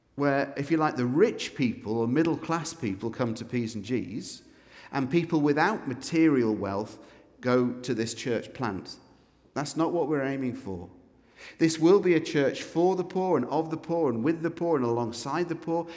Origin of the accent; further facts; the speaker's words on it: Scotland, United Kingdom; We are officially, as Scots, an unreached peoples group